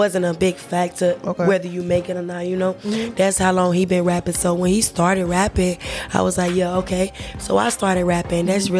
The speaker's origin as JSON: {"language": "English", "town": "Albemarle", "region": "North Carolina", "country": "United States", "tie": "born or raised there", "also_born_or_lived": "Charlotte, North Carolina", "said": "well, I grew up in Albemarle, North Carolina."}